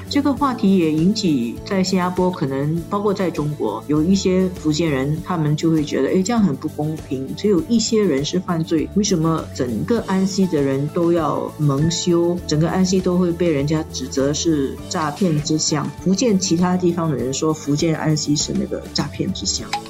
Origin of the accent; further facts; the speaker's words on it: Singapore; 我们新加坡人